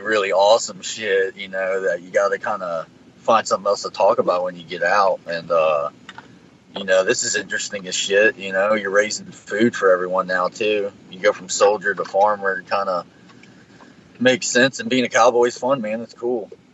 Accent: Madison, United States; my hometown of Madison

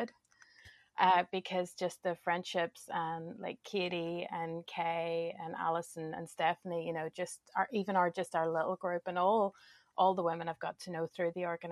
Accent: Northern Ireland, United Kingdom; moved away as an adult; also born or lived in London / Texas; now in Florida, United States; I was born and spent the first 25 years of my life in Northern Ireland

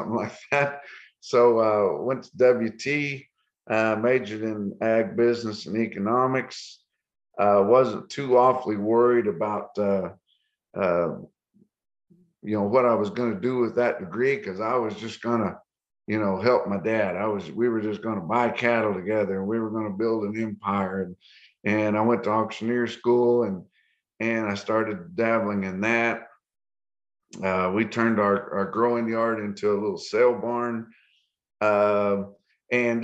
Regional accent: Clayton, New Mexico, United States; moved away; also born or lived in Canyon, Texas; I started out in northeastern New Mexico, Clayton, New Mexico area. That's where I grew up as a child.

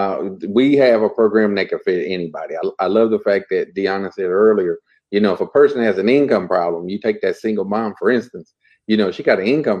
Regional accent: Muncie, Indiana, United States; I'm from Muncie, Indiana

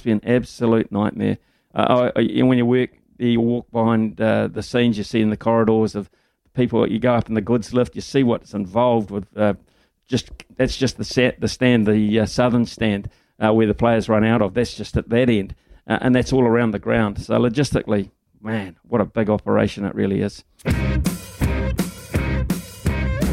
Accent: Whanganui, Manawatū-Whanganui, New Zealand; I hail from Whanganui as well. I'm a Carlton School old boy

